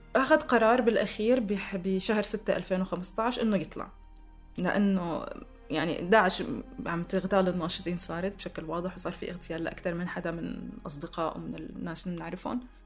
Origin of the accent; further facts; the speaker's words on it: Damascus, Damascus Governorate, Syria; accent: Syrian; سوريا هي البلد اللي عشت فيه واللي ربيت فيه واللي درست بجامعاته واللي ب- بحكي لهجته